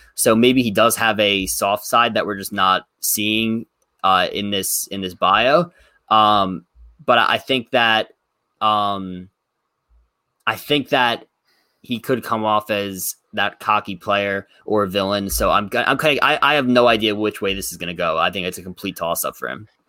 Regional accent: Plainview, New York, United States; current residence in my hometown, Plainview, New York

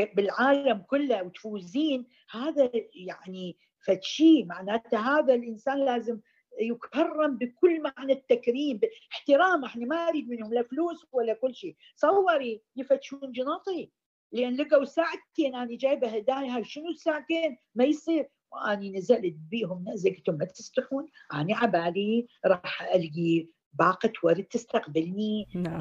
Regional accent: Iraq; moved away as an adult; now in United Arab Emirates; نشأت بالعراق

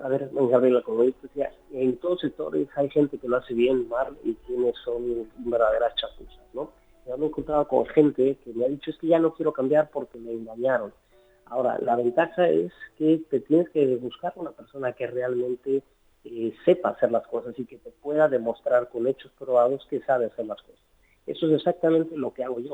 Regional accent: Mexico; moved away as an adult; now in Spain; soy mexicano, soy de abuelos emigrantes, este, que emigraron a México, y luego yo decidí hacer la vuelta al revés. Hace veintitrés años me vine a vivir a España

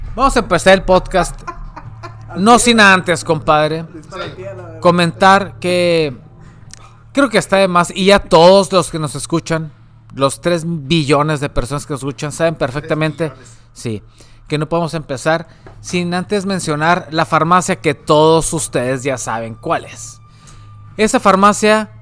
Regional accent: northern Mexico, Mexico; nosotros, como mexicanos o, la gente del norte del país, ¿no? que vive obviamente en la frontera, cercano a la frontera

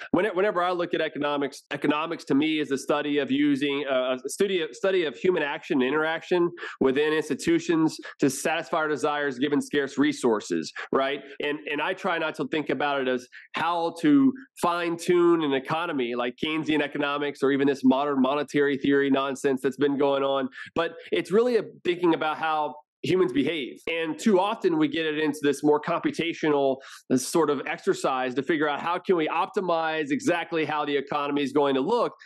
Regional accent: Houston, Texas, United States; also born or lived in Washington, D.C.; now in Round Rock, United States; I'm from Houston, um, so I've been in Texas basically my whole life

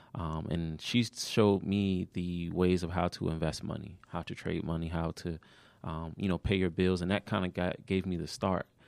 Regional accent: Maryland, United States; moved away; also born or lived in Georgia; I wasn't a Georgia native at the time when I was from Maryland

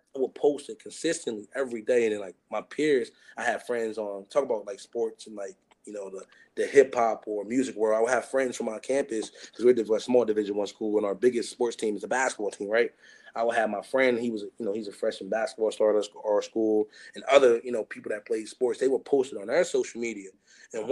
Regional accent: Chester, Pennsylvania, United States; growing up in Chester, not having too much

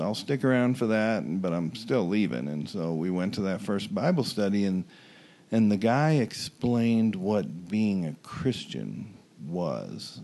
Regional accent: Omaha, Nebraska, United States; growing up in Omaha

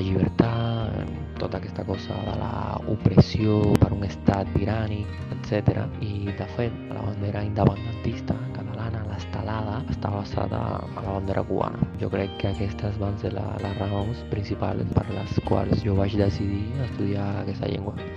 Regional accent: Cuba; Catalan is a second language; now in Madrid, Spain; sóc de Cuba, però ara mateix estic vivent a Madrid

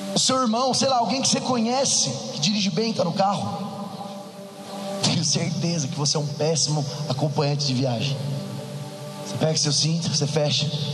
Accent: interior of São Paulo, Brazil; now in São Paulo, Brazil; sou do interior de São Paulo, moro em São Paulo atualmente

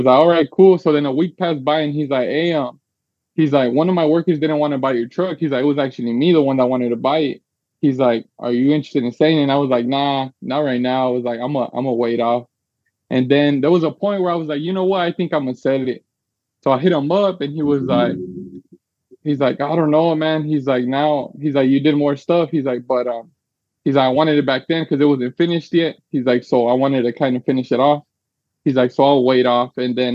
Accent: San Antonio, Texas, United States; also born or lived in California; So I'm originally from California, but when I was like 6 years old, we moved to San Antonio, Texas. So we've been here ever since. So I guess I'm from Cali, but raised over here in Texas

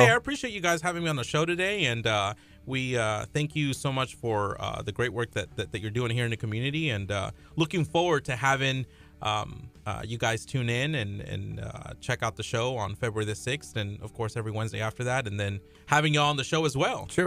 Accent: Peru; So um, I'm from Peru, and I was born in Peru

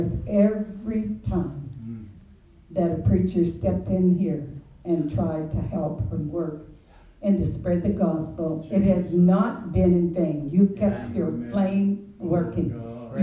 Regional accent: Hatfield Point, New Brunswick, Canada; I was raised in Hatfield Point

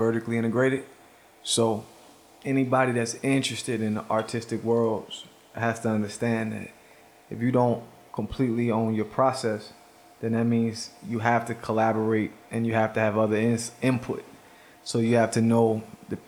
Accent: Baltimore, Maryland, United States; I'm from Baltimore.

